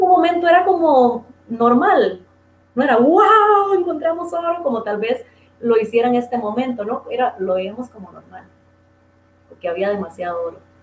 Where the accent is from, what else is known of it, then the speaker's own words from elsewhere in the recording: Dos Brazos de Río Tigre, Puntarenas, Costa Rica; moved away; Ese es mi pueblito